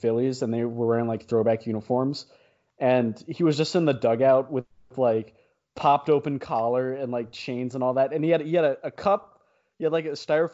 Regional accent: Washington, United States; I was raised in Washington

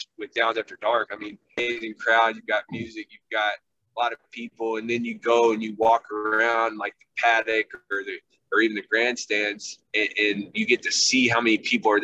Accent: Lexington, Kentucky, United States; moved away as an adult; now in Louisville, United States; I grew up in Lexington

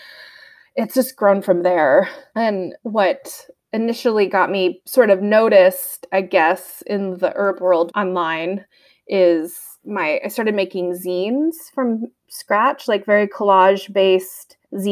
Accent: United States; moved away as an adult; also born or lived in Portland, Maine / Nantucket, Massachusetts / Sweden / California; now in Bitterroot Valley, Montana, United States; I'm from Portland, Maine and Nantucket, Massachusetts. I grew up in both places

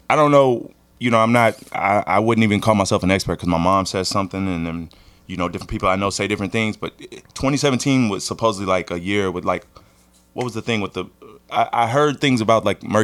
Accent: Little Rock, Arkansas, United States; moved away as an adult; also born or lived in Los Angeles; now in New York, United States; I'm originally from Little Rock, Arkansas.

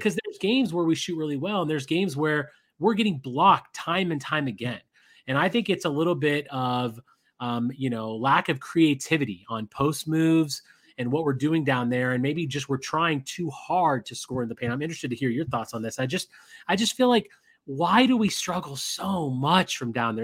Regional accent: Las Vegas, Nevada, United States; my hometown of Vegas

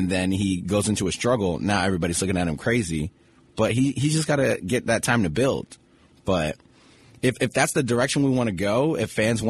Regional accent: New York City, New York, United States; I'm from Brooklyn.

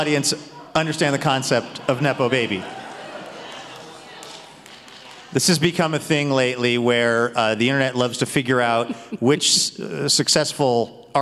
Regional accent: Seattle, Washington, United States; I grew up in Seattle in the 80s

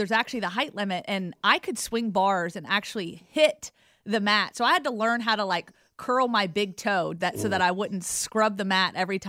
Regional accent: Southern US, United States; Now, when I went to Rutgers, I was from the South.

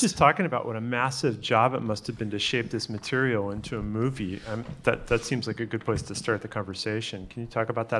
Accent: Pittsfield, Massachusetts, United States; I'm from Pittsfield, Massachusetts.

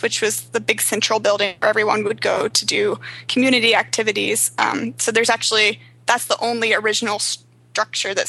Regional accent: the South, United States; also born or lived in South Korea; I grew up in the South

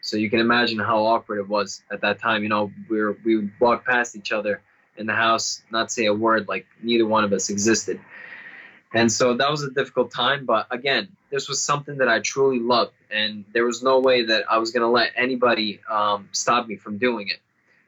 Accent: Bosnia & Herzegovina; born there; English is a second language; moved away; also born or lived in Serbia; I was born in Bosnia. I'm a Serbian born in Bosnia, and we had a civil war beginning in the 1990s. And so when the country split up, we had to flee with my family.

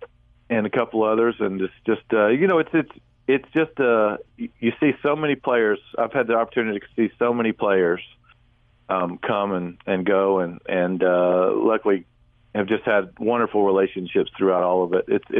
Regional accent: Georgia, United States; And just glad to be here in my home state. And just love being here to see, you know, family and friends

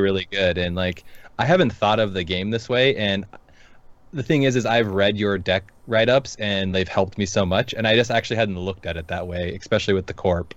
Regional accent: Seattle, Washington, United States; moved away; I'm from the Seattle area, so yeah. I'm a transplant

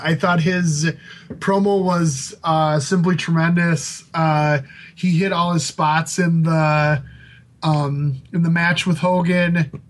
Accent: Georgia, United States; We're gym teachers from Georgia.

